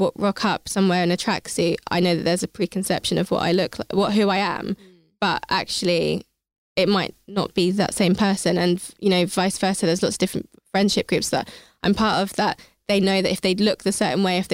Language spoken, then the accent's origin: English; Hertfordshire, East of England, United Kingdom; I grew up in Hertfordshire and I went to university with pretty much all white people.